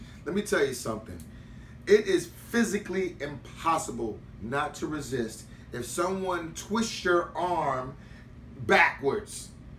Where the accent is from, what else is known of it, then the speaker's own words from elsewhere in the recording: New York City, New York, United States; I'm from Queens. I'm from South Jamaica, man. We had white kids in South Jamaica, in South Ozone Park, in Rosedale.